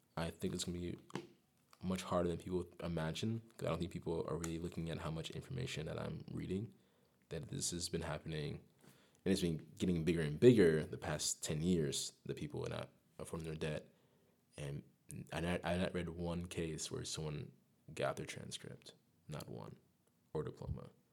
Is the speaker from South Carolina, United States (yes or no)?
yes; Greer, South Carolina, United States; moved away as an adult; also born or lived in Amsterdam; I'm from, uh, Greer, South Carolina. Raised in Gre-, Greer, South Carolina.